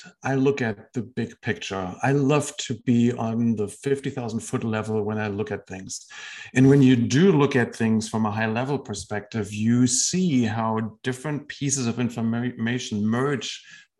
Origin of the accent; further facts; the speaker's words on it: Germany; moved away as an adult; also born or lived in Washington, D.C. / Texas / California / Tennessee; now in United States; I spent the first 30 years of my life in Germany.